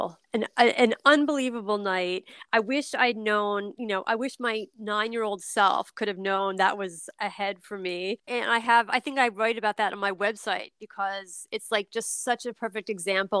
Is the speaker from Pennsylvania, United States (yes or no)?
yes; Philadelphia, Pennsylvania, United States; now in New York City, United States; my hometown football team, the Eagles